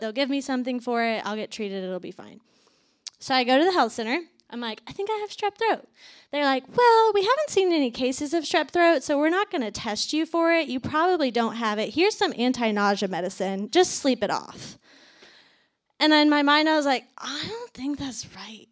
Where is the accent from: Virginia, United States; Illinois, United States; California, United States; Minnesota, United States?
Virginia, United States; moved away as an adult; also born or lived in Atlanta, Georgia / Athens, Georgia; I am originally from Virginia, moved to Atlanta after college